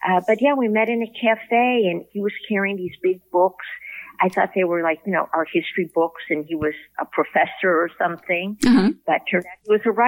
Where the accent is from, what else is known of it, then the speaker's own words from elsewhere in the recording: Chicago, Illinois, United States; moved away as an adult; now in Oakland, United States; Well, I was born and raised in Chicago, as you can probably tell from my accent.